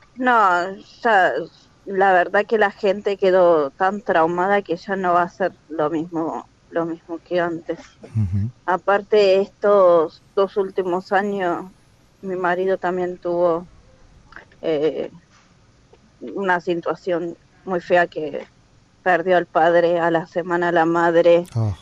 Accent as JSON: {"language": "Spanish", "town": "La Matanza", "region": "Buenos Aires Province", "country": "Argentina", "moved": "as an adult", "lives_now": "Turkey", "said": "de Buenos Aires, La Matanza"}